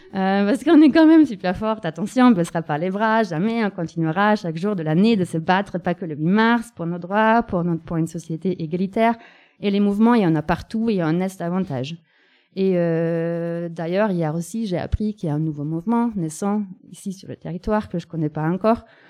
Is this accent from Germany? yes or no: yes; Germany; now in France; dans la capitale de mon pays natal